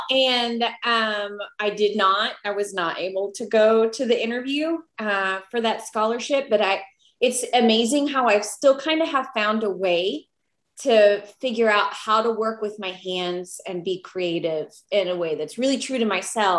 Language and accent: English; Puerto Rico; also born or lived in Texas, United States; I'm Puerto Rican. Okay. I was born in Texas because my dad was in the army. And we moved to Puerto Rico, which is submersed in art and culture.